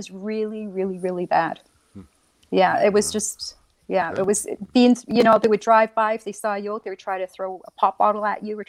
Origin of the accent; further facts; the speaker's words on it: Rexton, New Brunswick, Canada; I was born in Rexton, New Brunswick, in Canada. And I was born to a Native woman and an unknown father.